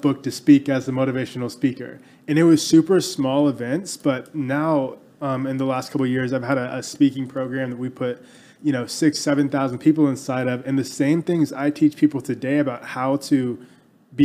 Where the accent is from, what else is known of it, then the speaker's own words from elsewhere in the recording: Texas, United States; growing up in Texas, like every kid here